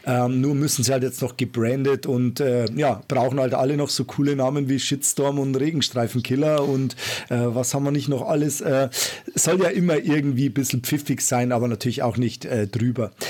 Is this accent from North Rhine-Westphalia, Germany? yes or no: no; Bavaria, Germany; Servus äh, würde ich jetzt sagen in meiner Heimat.